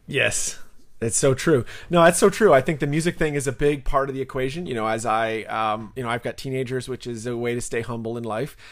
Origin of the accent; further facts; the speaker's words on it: Canada; now in United States; I'm a Canadian